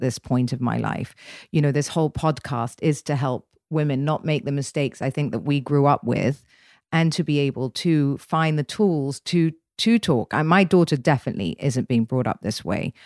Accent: England, United Kingdom; being English

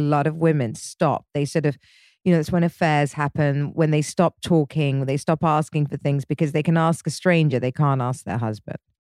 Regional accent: England, United Kingdom; I'm English

